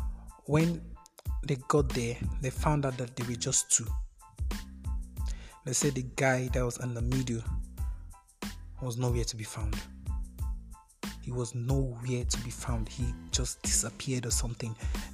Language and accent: English; Kogi, Nigeria; I told you I'm from Kogi State. There was a time I was with my aunt in Kogi State